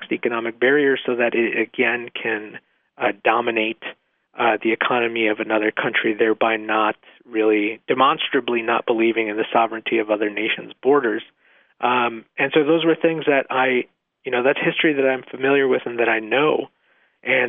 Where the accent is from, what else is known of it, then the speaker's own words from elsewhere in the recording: Mexico; now in Nevada, United States; I was born in Mexico